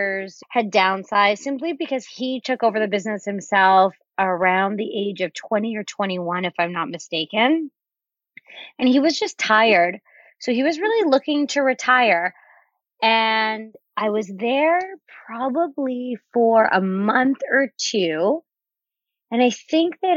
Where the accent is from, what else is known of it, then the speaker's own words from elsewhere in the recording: Canada; also born or lived in Miami, United States / Winnipeg, Canada; I was on a work visa in the States, being that I'm Canadian